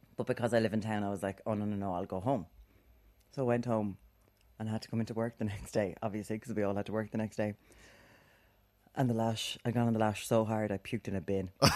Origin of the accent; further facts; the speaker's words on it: Ireland; we're Irish